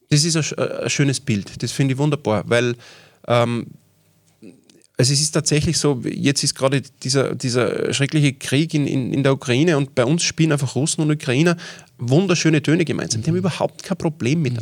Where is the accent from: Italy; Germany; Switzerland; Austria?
Austria; Salzburg; Ähm, und ich bin im Salzburger Land aufgewachsen, wir wollten wieder aufs Land ziehen.